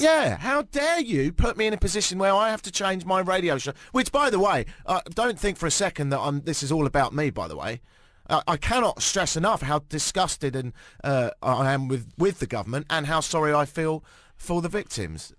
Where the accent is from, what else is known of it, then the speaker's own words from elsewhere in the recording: United Kingdom; I'm British